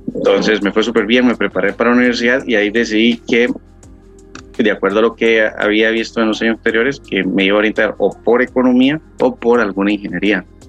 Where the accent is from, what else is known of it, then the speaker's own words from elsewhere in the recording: Puntarenas, Costa Rica; moved away as an adult; now in San José, Costa Rica; Actualmente vivo en San José, pero no soy nativo de San José, soy de Punta Arenas, es una de las provincias de Costa Rica